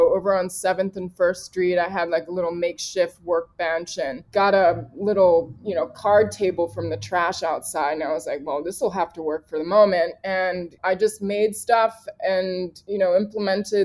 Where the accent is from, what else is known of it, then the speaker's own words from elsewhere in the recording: Richmond, Virginia, United States; now in New York, United States; I grew up in Richmond, Virginia